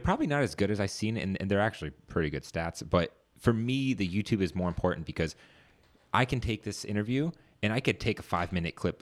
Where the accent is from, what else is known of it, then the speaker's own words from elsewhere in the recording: Northern Virginia, United States; I'm from Northern Virginia. Grew up in this area.